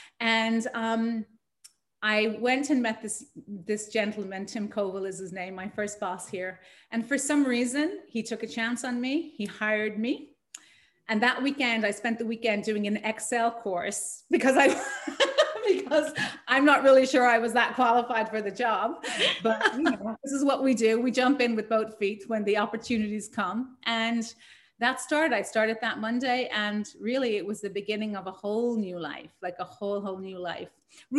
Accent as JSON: {"language": "English", "country": "Ireland", "said": "I don't like the fact that my accent is not still audible. And I love it when people pick up on that I'm from Ireland."}